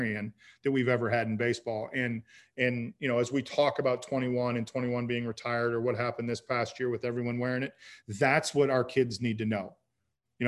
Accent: Chicago, Illinois, United States; growing up in Chicago

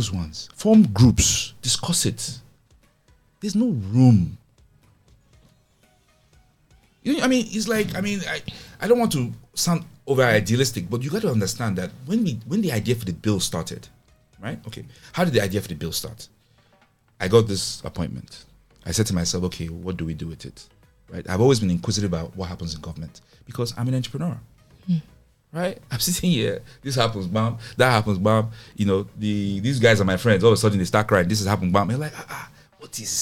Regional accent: Nigeria; As Nigerian technologists

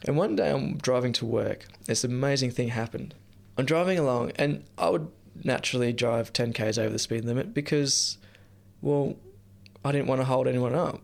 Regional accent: near Nimbin, New South Wales, Australia; I grew up near Nimbin

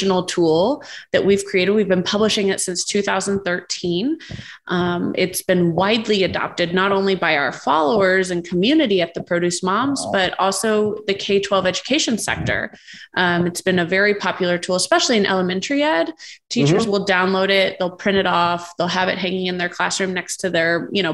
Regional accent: Indiana, United States; my home state, Indiana

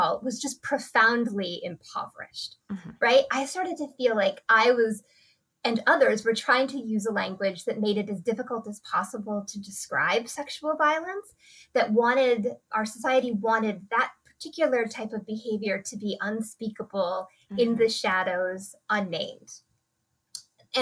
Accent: United States; I grew up here in the United States

